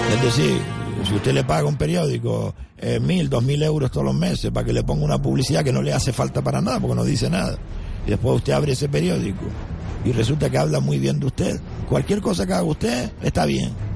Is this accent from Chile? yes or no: no; Gran Canaria, Canary Islands, Spain; somos de la isla de Gran Canaria